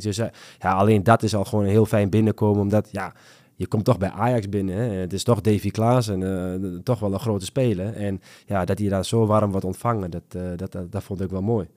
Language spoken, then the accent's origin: Dutch; Netherlands; als, als Nederlander